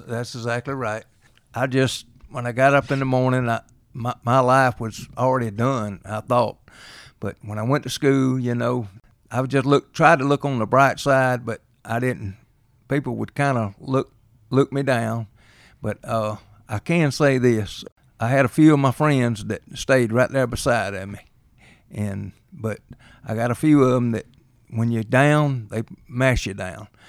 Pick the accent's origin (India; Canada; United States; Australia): United States; Reynolds; I grew up in Reynolds